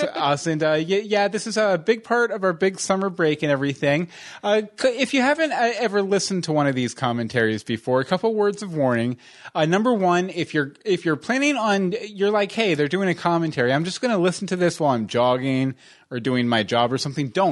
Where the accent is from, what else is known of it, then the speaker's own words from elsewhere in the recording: Texas, United States; I grew up in Texas